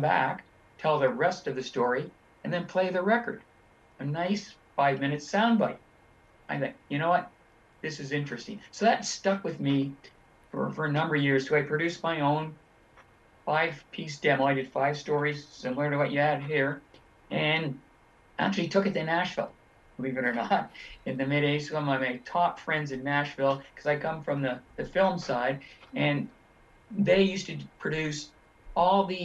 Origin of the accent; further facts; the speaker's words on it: Toronto, Ontario, Canada; I grew up in Toronto